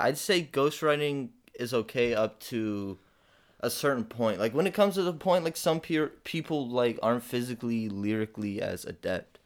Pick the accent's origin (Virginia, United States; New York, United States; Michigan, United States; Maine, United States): Michigan, United States; Detroit; now in Texas, United States; I'm from Detroit